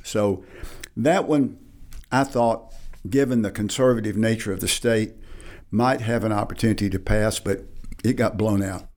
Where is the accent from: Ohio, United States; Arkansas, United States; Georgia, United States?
Arkansas, United States; Batesville; I grew up in Batesville